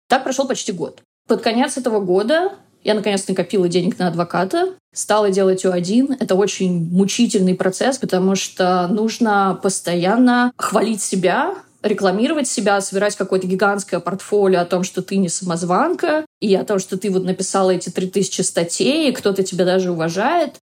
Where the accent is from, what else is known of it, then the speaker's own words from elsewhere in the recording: Russia; moved away as an adult; now in United States; я из России